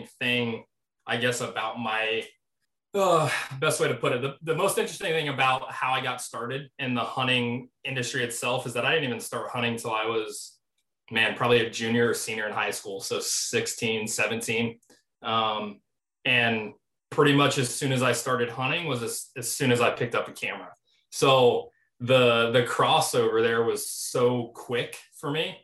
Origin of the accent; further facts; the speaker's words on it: Midwest, United States; born and raised here